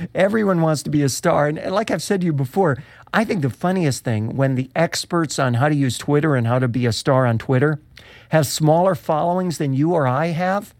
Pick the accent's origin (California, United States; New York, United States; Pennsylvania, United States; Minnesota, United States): New York, United States; Rochester; my hometown of Rochester